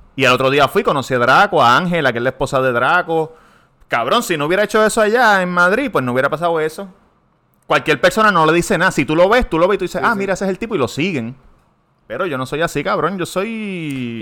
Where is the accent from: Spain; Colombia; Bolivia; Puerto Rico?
Puerto Rico; accent: Puerto Rican; first language Spanish; soy puertorriqueño porque estoy hablando como hablamos nosotros